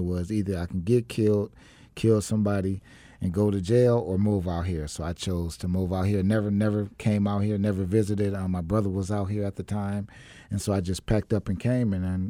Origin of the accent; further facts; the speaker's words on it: Milwaukee, Wisconsin, United States; now in Arizona, United States; I was born and raised in Milwaukee, Wisconsin. I've been out here since about 2000. I never would have came to Arizona